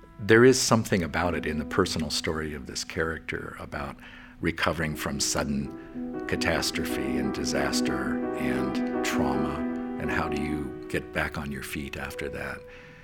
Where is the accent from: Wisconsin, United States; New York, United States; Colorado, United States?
New York, United States; West Point; also born or lived in California; I was born in California, but mainly grew up at West Point in the military academy. My father taught there.